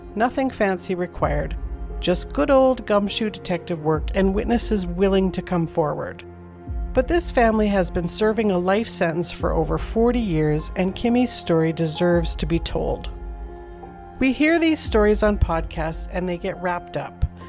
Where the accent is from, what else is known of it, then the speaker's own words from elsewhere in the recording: Calgary, Alberta, Canada; Calgary, Alberta, Canada is my hometown. We moved here in the summer of 1978